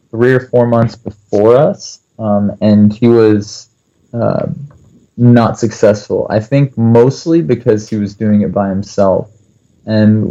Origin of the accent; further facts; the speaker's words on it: Kentucky, United States; moved away as an adult; also born or lived in Korea; now in North Carolina, United States; I'm from Kentucky, but I moved to North Carolina because my wife is finishing her PhD